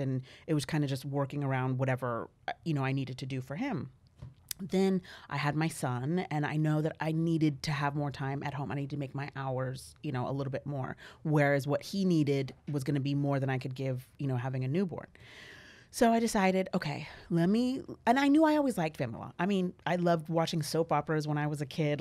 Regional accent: Valley Center, California, United States; I was born here

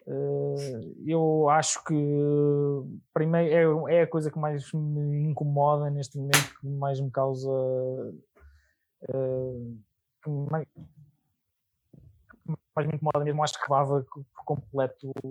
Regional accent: Albergaria-a-Velha, Aveiro District, Portugal; tenho 31 anos, quase 32. sou natural de Alpegria Velha

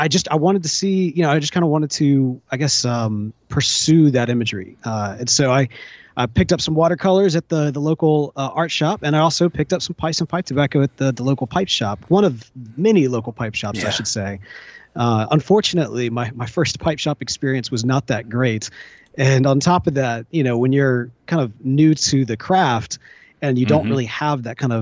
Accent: Jackson, Mississippi, United States; moved away as an adult; also born or lived in Memphis, Tennessee; I had just moved from my home town in Jackson, Mississippi.

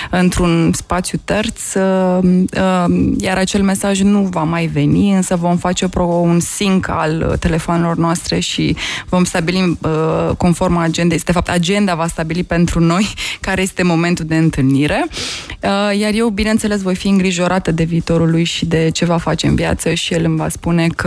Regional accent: Romania; spuneai în viața unui român, sunt român, că o să mă gândesc la viața mea în 2030

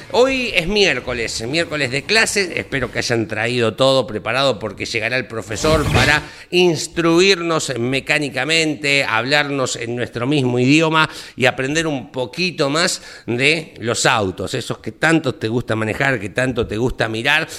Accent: Argentina; now in Buenos Aires, Argentina; esta cuestión de ser del interior

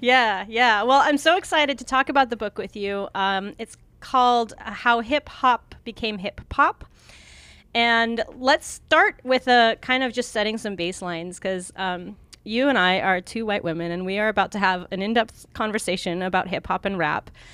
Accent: Montana, United States; moved away; also born or lived in Oregon; I lived in Oregon for a long time, but I'm, I grew up in Montana

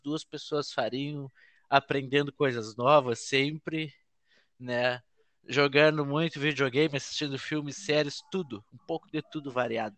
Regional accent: Gaúcho, Rio Grande do Sul, Brazil; accent: gaúcho

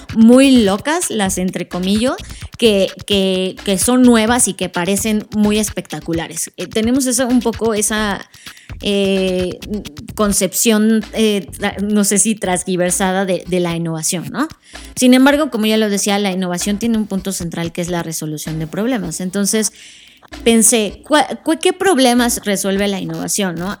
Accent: Mexico; nosotros como mexicanos

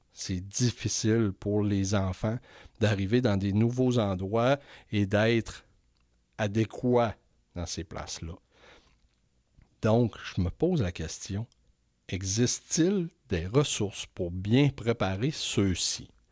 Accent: Quebec, Canada; je suis retourné au Saguenay-Lac-Saint-Jean dans ma région natale

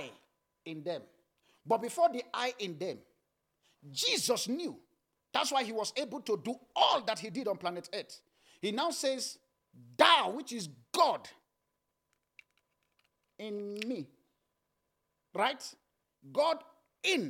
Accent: Nigeria; I grew up in Nigeria

